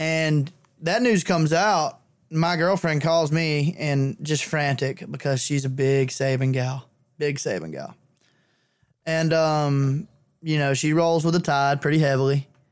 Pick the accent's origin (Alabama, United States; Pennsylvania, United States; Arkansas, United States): Alabama, United States; near Billingsley; She's probably fifteen minutes away from my hometown